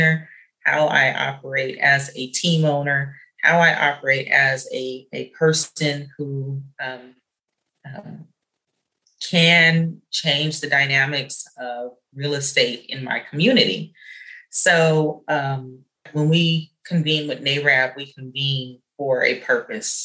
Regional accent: San Jose, California, United States; I grew up in San Jose

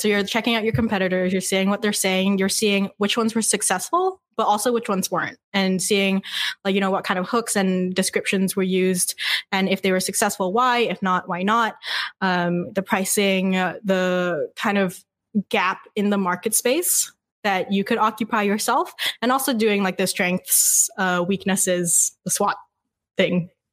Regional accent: Vancouver, British Columbia, Canada; now in Montreal, Canada; I'm actually from Vancouver.

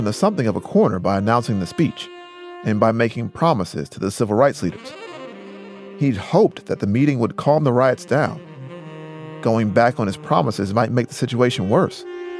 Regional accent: United States; I'm a Carolinian

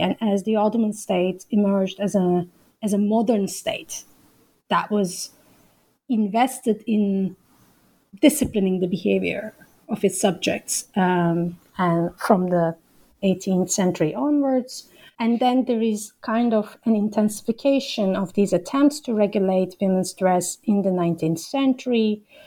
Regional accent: İzmir, Turkey; moved away as an adult; also born or lived in Ankara; I grew up in Izmir and as I said, I moved to Ankara uh, to study at Bilkent

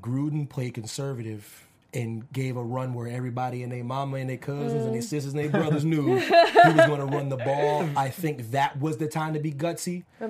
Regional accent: East Coast, United States; I'm from the East Coast.

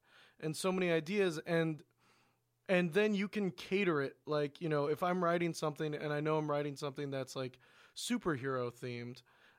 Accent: Portland, Oregon, United States; I mean, I'm from Portland, Oregon. That's a reality.

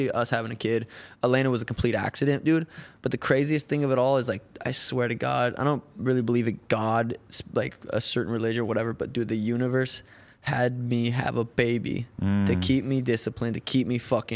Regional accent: Helena, Montana, United States; I'm from Helena, Montana

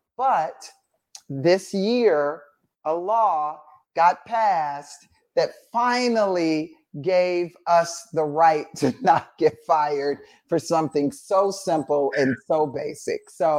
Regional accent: Atlanta, Georgia, United States; growing up in Atlanta, being Black and a woman and gay and LGBTQ

